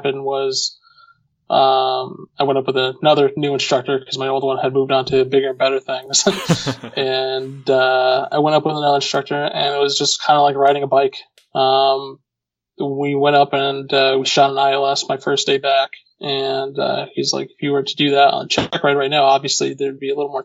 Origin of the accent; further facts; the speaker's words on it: Connecticut, United States; moved away as an adult; also born or lived in Manchester, New Hampshire; where I grew up in Connecticut, to my primary physician at that time, back home in Connecticut